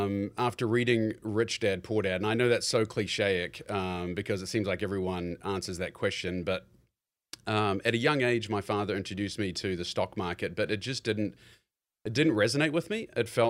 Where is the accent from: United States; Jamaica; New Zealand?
New Zealand; moved away as an adult; I'm born and raised in New Zealand, and I think at the age of 18, I'd already committed to University of Missouri, and, you know, the ego is kind of like, yeah, I'm going to America